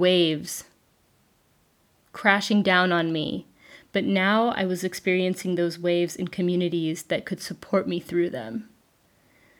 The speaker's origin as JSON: {"language": "English", "country": "Switzerland", "tie": "born or raised there", "moved": "as an adult", "said": "Growing up in Switzerland, I'd known about permaculture since high school"}